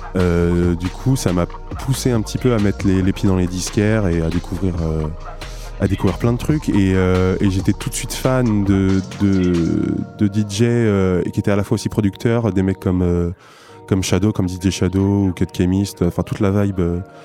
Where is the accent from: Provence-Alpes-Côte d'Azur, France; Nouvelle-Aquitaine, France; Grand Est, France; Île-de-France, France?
Nouvelle-Aquitaine, France; Niort; now in Poitiers, France; Je suis né à Niort il, euh, il y a 27 euh, ben, ans maintenant.